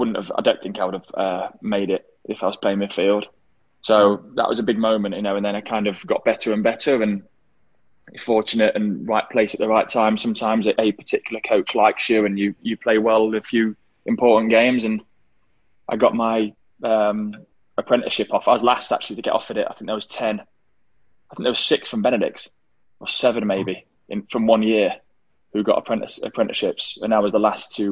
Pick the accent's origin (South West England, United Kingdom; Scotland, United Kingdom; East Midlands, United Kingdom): East Midlands, United Kingdom; Derby; kids growing up in England, I loved football